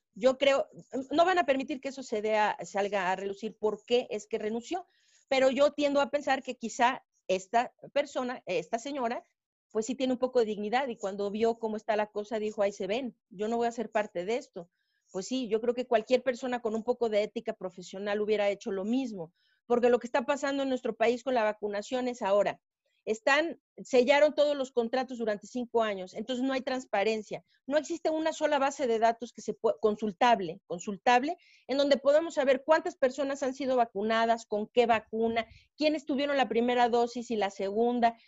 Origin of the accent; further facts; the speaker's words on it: Mexico; nuestro país, en México